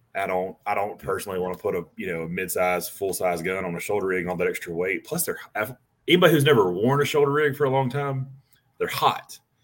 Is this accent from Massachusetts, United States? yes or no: no; Montgomery, Alabama, United States; moved away as an adult; now in Florida, United States; I'm from Montgomery, Alabama